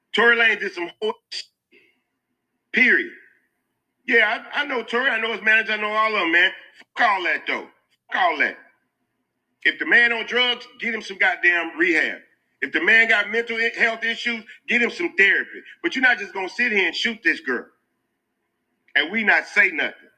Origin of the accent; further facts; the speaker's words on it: Houston, Texas, United States; I'm from Houston